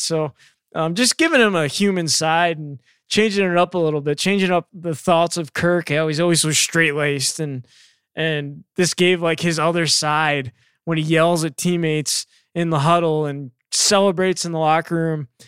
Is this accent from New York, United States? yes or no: yes; New York, United States; moved away; I grew up in New York